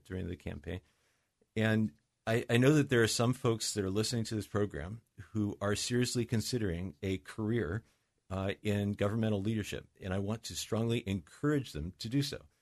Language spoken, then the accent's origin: English; Mercer Island, Washington, United States; also born or lived in Seattle; I grew up in, uh, here on Mercer Island, as you know, I was born in Seattle